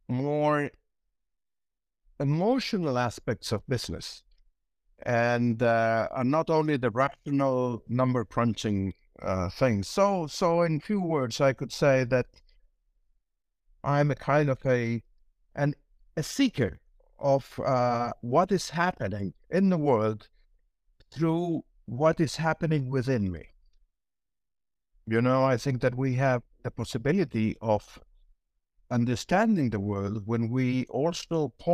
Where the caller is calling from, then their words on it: Santiago, Santiago Metropolitan Region, Chile; I'm presently at Santiago, Chile.